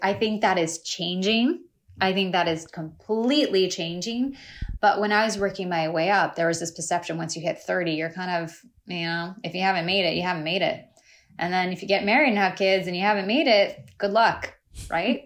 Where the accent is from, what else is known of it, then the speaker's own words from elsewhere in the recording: United States; accent: American; I'm also American